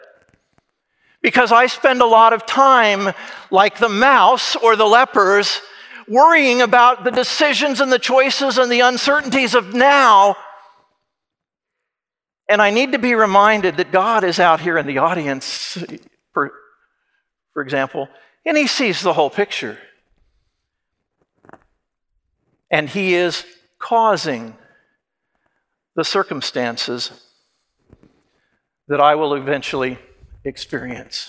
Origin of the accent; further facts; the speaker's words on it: Kansas, United States; moved away as an adult; also born or lived in Indiana; I was from Kansas.